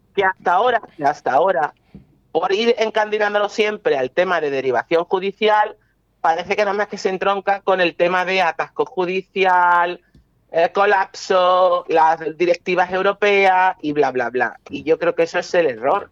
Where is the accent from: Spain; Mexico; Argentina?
Spain; Málaga, Andalusia; el clima de mi tierra